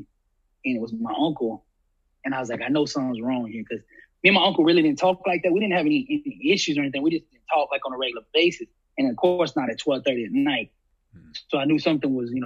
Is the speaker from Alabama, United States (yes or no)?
yes; Alabama, United States; I was from Alabama